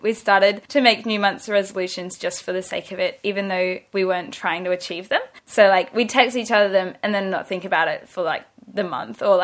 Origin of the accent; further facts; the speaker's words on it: Brisbane, Queensland, Australia; also born or lived in Gold Coast; When I started high school, we moved from Brisbane to the Gold Coast